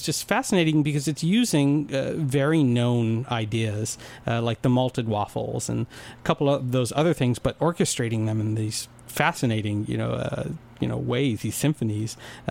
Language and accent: English; New York, United States; I grew up in New York